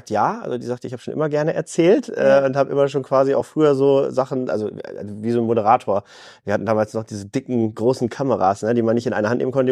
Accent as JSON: {"language": "German", "town": "Bielefeld", "region": "North Rhine-Westphalia", "country": "Germany", "said": "In Bielefeld habe ich wirklich alles, was ich brauche. Ich fühle mich einfach wohl und das ist meine Heimat."}